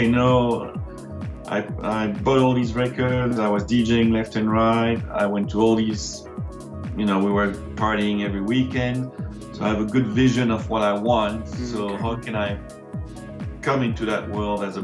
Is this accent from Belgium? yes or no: yes; Brussels, Brussels-Capital Region, Belgium; moved away as an adult; also born or lived in London; now in France; So I'm from Brussels, Belgium, originally.